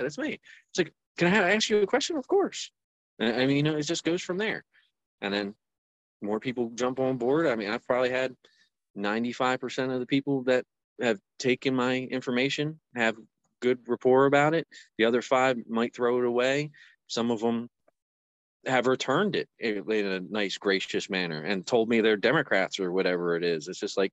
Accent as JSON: {"language": "English", "town": "Pennsburg", "region": "Pennsylvania", "country": "United States", "said": "I'm from Pennsburg, so like northeast Pennsylvania, about like 20-30 minutes north of Philadelphia"}